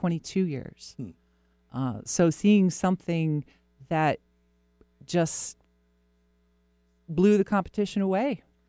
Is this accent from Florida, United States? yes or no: yes; Florida, United States; born or raised there